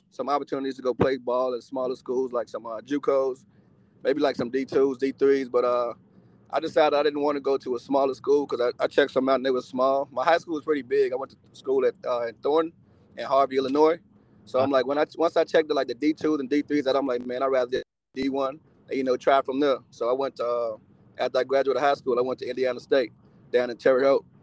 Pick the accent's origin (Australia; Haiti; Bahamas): Bahamas; Eight Mile Rock, Grand Bahama; now in United States; But uh, before before I came to uh, America, I'm actually from the Bahamas, Eight Mile Rock. Mm-hmm. It's an island. I don't know if y'all familiar with it, but it's in Freeport, Freeport, Grand Bahama. It's one of the islands in the Bahamas.